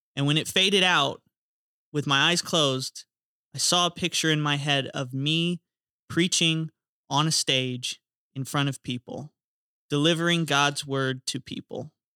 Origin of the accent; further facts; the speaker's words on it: Florida, United States; growing up in Florida, baptisms are cool 'cause we use the ocean